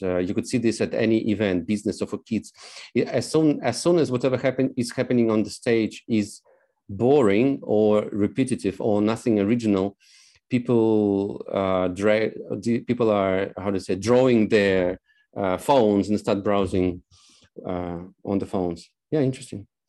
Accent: Moldova; also born or lived in Novosibirsk, Russia; now in Poland; I come from Moldova. We spent several years in Nova Sibirsk

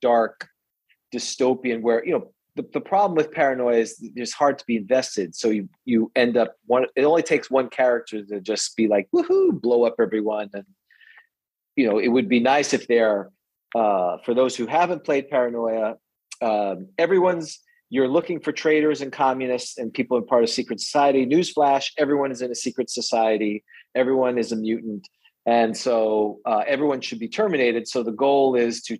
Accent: New York City, New York, United States; also born or lived in St. Pete Beach, Florida; now in Florida, United States; I grew up in New York City

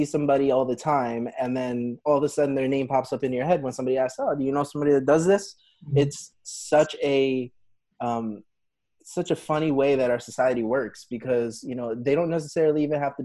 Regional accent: New Jersey, United States; we're from Jersey

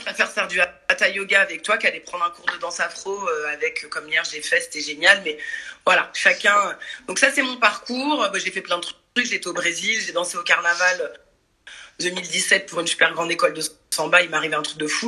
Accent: Paris suburbs, Île-de-France, France; moved away as an adult; also born or lived in Brazil; now in Marseille, France; je suis parisienne banlieusarde

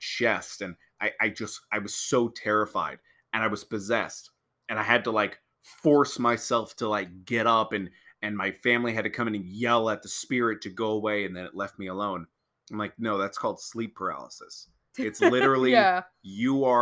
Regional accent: Pennsylvania, United States; I was born and raised in Pennsylvania my whole life

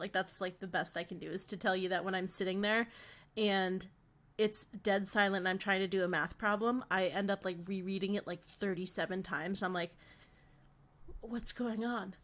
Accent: Connecticut, United States; now in Boston, United States; we're both from Connecticut

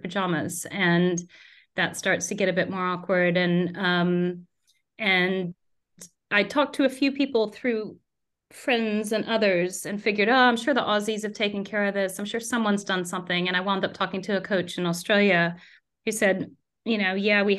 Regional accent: United States; moved away as an adult; now in United Kingdom; if you take an American mother

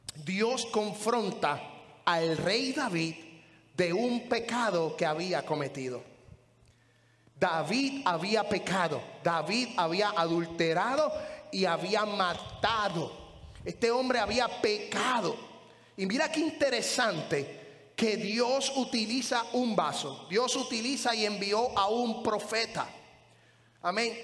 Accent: Puerto Rico; moved away; en la iglesia donde yo me crié, allá en Puerto Rico

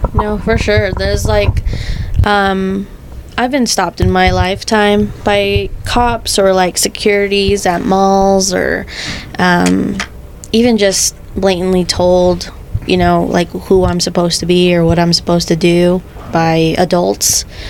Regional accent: Salt Lake City, Utah, United States; I grew up in Rose Park

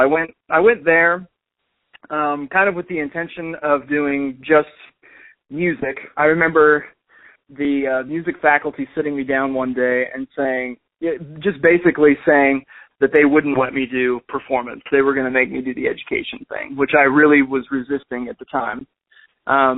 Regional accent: North Newton, Kansas, United States; I went to college in my hometown, maybe 4 blocks away from my house

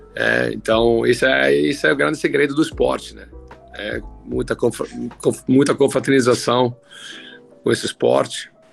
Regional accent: Italy; Portuguese is a second language; moved away as an adult; now in Brazil; eu comecei a jogar muito novo, com 13 anos, né, lá na Itália, onde eu morava. Eu sou italiano de nascimento

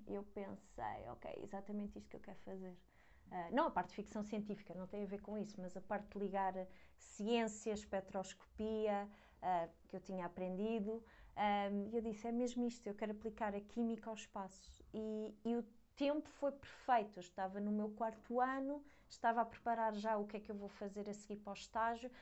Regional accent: Lisbon, Portugal; moved away as an adult; also born or lived in Leiden, Netherlands; eu sou de Lisboa, enquanto tirei a licenciatura vivi em casa de, dos meus pais

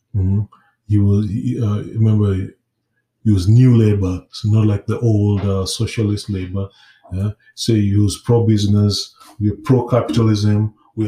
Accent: Kenya; I was growing up in Kenya

